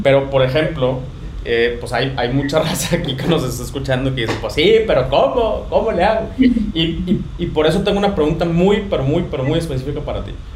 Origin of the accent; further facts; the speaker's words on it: Ciudad Victoria, Tamaulipas, Mexico; los dos somos de Victoria, Tamaulipas